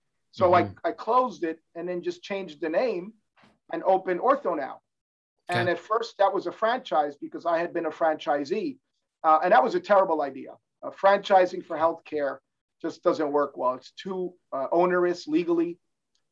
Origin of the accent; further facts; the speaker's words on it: New Jersey, United States; moved away; also born or lived in Cuba / New York / Pittsburgh / Germany; I was born in Cuba, then grew up in New Jersey